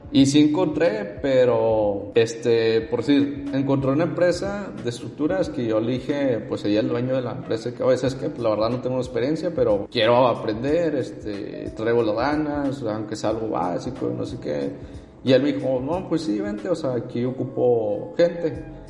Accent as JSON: {"language": "Spanish", "town": "Monterrey", "region": "Nuevo León", "country": "Mexico", "tie": "born or raised there", "said": "nací y vivo aquí en Monterrey"}